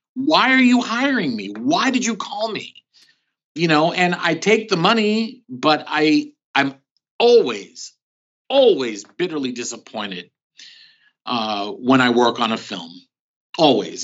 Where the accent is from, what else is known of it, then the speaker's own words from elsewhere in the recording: Philadelphia, Pennsylvania, United States; also born or lived in New York City; now in California, United States; I was born in New York City, but at the age of two, we moved to Philadelphia. So I consider myself more of a Philadelphian